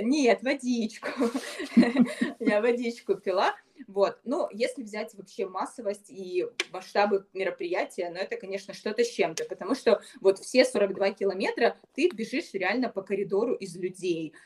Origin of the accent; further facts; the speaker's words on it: Ukraine; я бегун из Украины